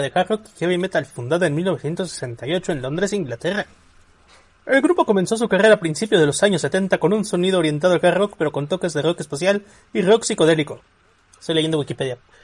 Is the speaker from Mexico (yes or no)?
yes; Mexico; los mexicanos hacemos